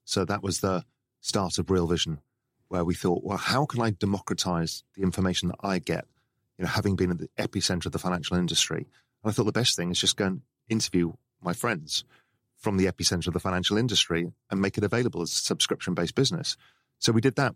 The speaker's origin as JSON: {"language": "English", "region": "England", "country": "United Kingdom", "tie": "born or raised there", "said": "I grew up in England"}